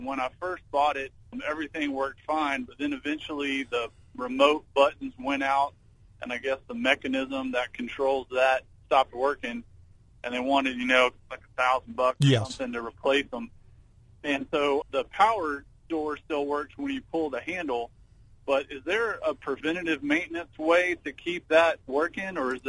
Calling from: Austin, Texas, United States; Austin, Texas.

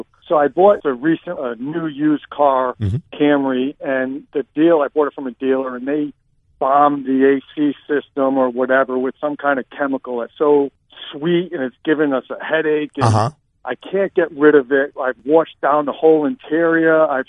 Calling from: Florida, United States; Florida, South Florida.

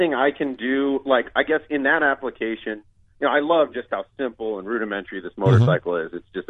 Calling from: Scottsdale, Arizona, United States; Scottsdale, Arizona.

